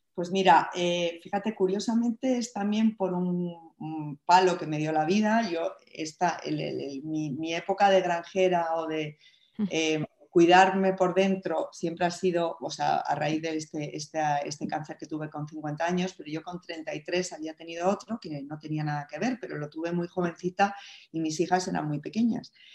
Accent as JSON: {"language": "Spanish", "country": "Spain", "said": "yo siendo mujer, siendo española"}